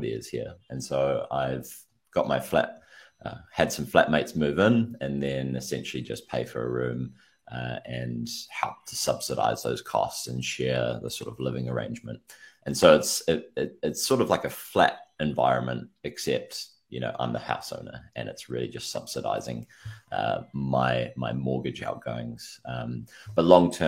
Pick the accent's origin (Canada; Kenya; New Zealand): New Zealand; New Zealand, obviously New Zealand, bottom of the world